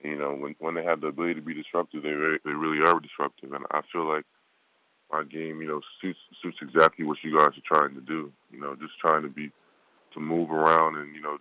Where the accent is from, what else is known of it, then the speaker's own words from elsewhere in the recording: United States; I was born here